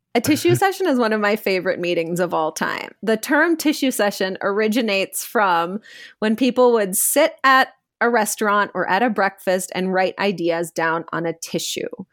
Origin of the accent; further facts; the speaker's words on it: India; my Indian upbringing